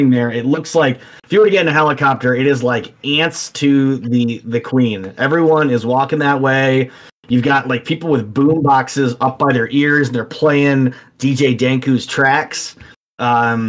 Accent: Detroit, Michigan, United States; I grew up in Detroit

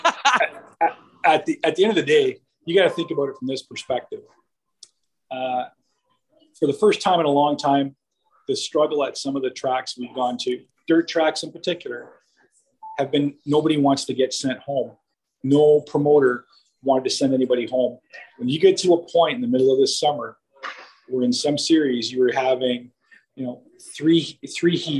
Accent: Canada; being a Canadian race fan

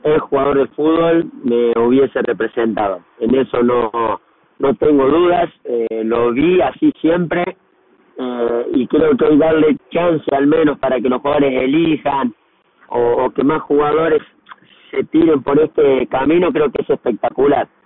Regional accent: Argentina; now in Brazil

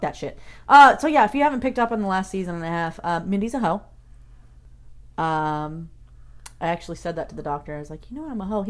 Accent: Arizona, United States; Arizona. I'm from Arizona.

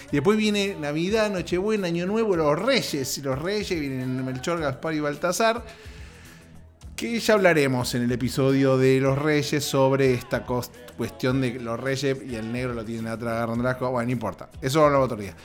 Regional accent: Argentina; moved away; en Argentina, mi país de origen

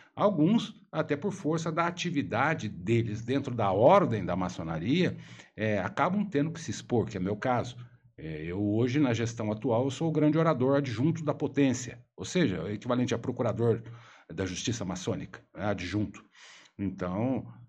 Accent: São Paulo, Brazil; sou paulista

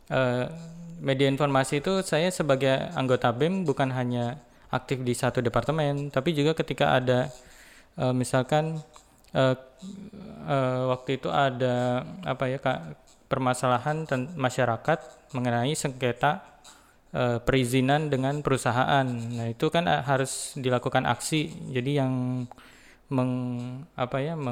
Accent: Cikarang, West Java, Indonesia; bagaimana uh, kehidupan di asal daerah saya ya di Cikarang

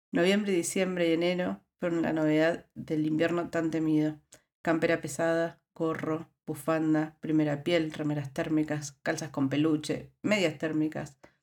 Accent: Buenos Aires, Argentina; moved away as an adult; also born or lived in La Rioja, Argentina; now in Netherlands; Yo vengo de Buenos Aires. Buenos Aires es una ciudad que tiene un clima bastante templado

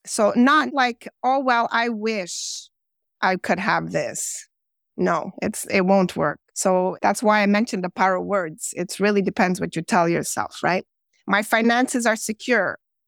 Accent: Montreal, Quebec, Canada; born there; Well, basically, I was born in Montreal, Quebec, Canada. I've lived in several different other Canadian provinces as well.

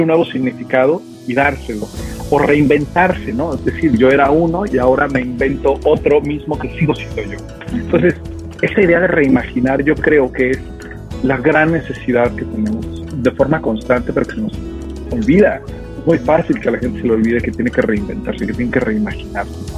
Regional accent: Mexico City, Mexico; moved away as an adult; yo llevaba 40 años de mi vida, un poquito más, ¿no? Viviendo en la Ciudad de México, es decir, desde que nací viviendo en la Ciudad de México, hoy vivo en otra ciudad

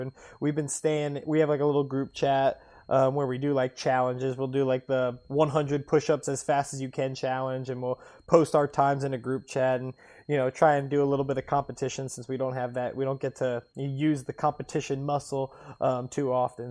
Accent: Cincinnati, Ohio, United States; growing up in Cincinnati in the soccer cult

